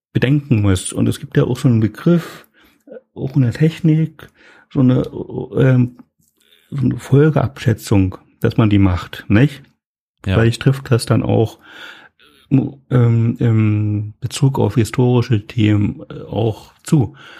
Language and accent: German; East Germany, Germany; also born or lived in Lusatia, Brandenburg; Ich komme aus dem Osten, ich wohne jetzt